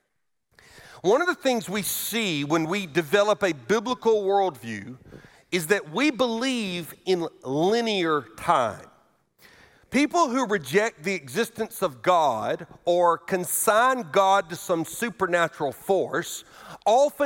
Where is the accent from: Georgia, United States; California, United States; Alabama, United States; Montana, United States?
Alabama, United States; moved away; I was raised in Alabama